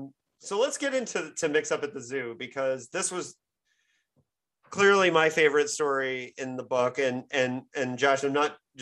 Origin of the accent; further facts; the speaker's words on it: Midwest, United States; even though I grew up in the Midwest and whatever